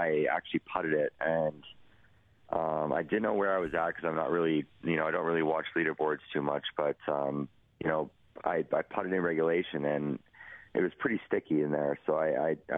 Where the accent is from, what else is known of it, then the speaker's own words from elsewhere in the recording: Edmonton, Alberta, Canada; my hometown